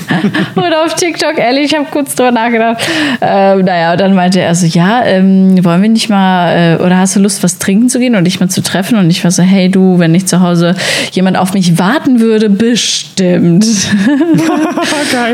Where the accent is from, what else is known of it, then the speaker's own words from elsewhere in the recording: Sauerland, North Rhine-Westphalia, Germany; now in Berlin, Germany; ich komme eigentlich aus dem Sauerland